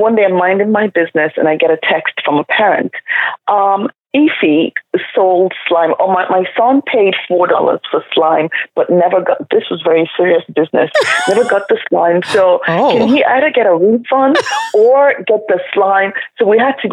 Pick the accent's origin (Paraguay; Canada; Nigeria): Nigeria; moved away; I grew up in Nigeria.